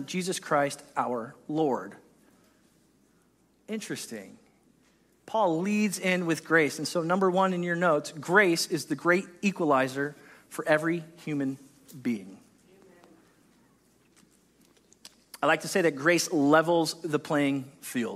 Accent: United States; we're American

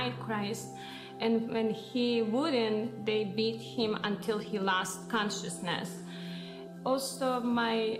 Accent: near Ternopil, Ternopil Oblast, Ukraine; now in United States; the town where I grew up near Ternopil, Ukraine

